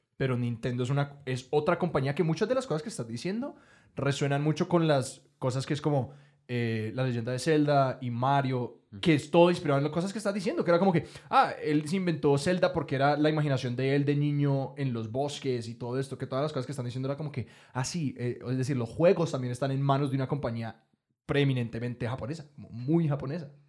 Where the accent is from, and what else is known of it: Colombia